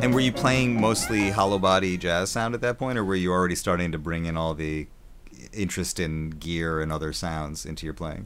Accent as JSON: {"language": "English", "region": "Wisconsin", "country": "United States", "tie": "born or raised there", "said": "I grew up in Wisconsin"}